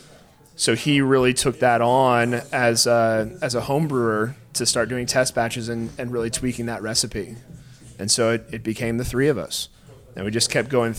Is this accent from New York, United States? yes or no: no; Indianapolis, Indiana, United States; moved away as an adult; also born or lived in Chicago; growing up in the Broad Ripple area